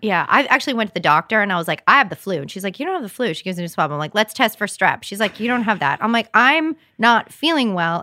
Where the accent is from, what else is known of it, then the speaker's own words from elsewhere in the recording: Rhode Island, United States; moved away; also born or lived in Massachusetts; I grew up in Rhode Island, lived in Massachusetts, and moved here